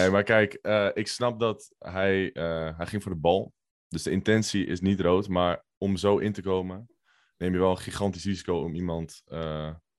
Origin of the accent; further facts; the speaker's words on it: North Holland, Netherlands; Ja, ik kom uit de Zaanstreek.